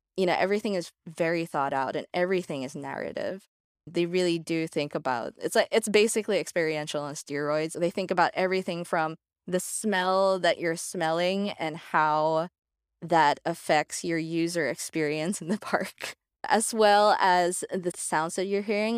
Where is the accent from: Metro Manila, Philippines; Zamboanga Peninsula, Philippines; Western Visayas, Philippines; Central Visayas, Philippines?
Metro Manila, Philippines; Manila; moved away as an adult; now in Los Angeles, United States; I'm from Manila, Philippines, but I've been living in Los Angeles since twenty sixteen.